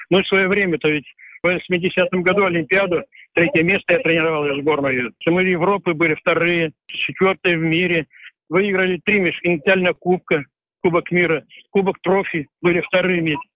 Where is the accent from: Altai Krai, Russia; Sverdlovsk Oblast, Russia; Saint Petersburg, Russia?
Sverdlovsk Oblast, Russia; Sverdlovsk; moved away; Хоть я и уехал из Свердловска, но все равно я до сих пор остался что родина у меня она есть, есть.